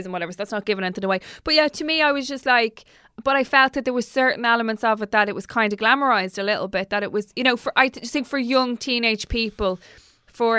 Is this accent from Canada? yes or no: no; Dublin, Leinster, Ireland; we're from Dublin